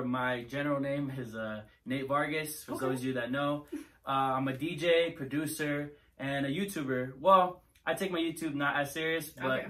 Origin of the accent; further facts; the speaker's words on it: California, United States; I was born in Chino Hills.